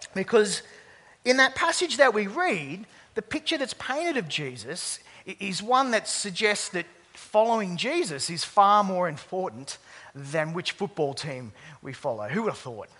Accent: Sydney, New South Wales, Australia; I grew up uh, across the bridge in the Sutherland Shire

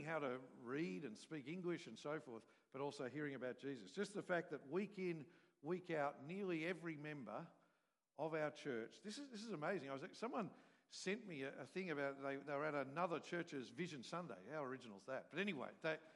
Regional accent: Australia; from Australia

